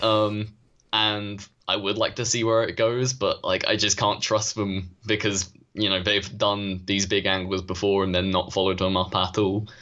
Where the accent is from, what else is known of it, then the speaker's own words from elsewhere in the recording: United Kingdom; we are British